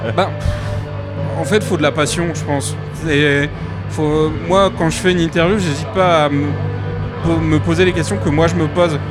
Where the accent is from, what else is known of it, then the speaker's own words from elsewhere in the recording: north of France, France; je viens du nord de la France